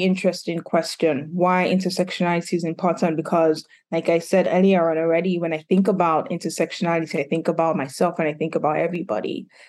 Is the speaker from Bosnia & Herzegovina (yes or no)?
no; Nigeria; also born or lived in United Kingdom; now in Philadelphia, United States; I'm a licensed professional counselor based in Philadelphia. I grew up in Nigeria, grew up in the UK, and moved to Philadelphia 6-7 years ago now.